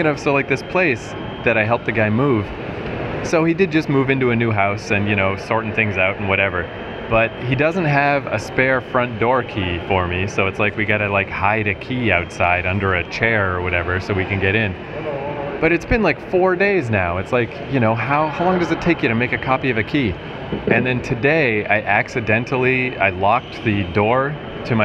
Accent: Canada

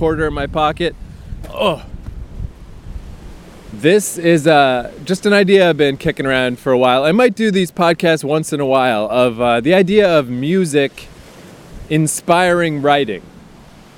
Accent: the Maritimes, Canada; now in Toronto, Canada; I'm from the goddamn Maritimes. I didn't grow up on the ocean. I grew up on a river.

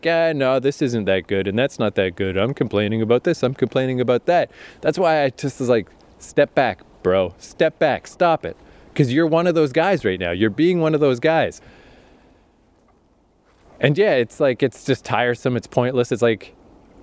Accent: Eastern Canada, Canada; this is a pretty rural area in eastern Canada

